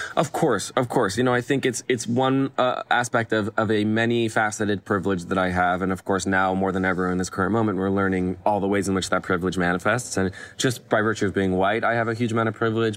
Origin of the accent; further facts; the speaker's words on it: Los Angeles, California, United States; I grew up here in Los Angeles, uh, in Westwood